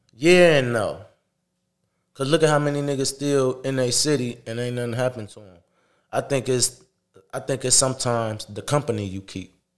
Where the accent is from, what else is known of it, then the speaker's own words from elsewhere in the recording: Toledo, Ohio, United States; I'm from Toledo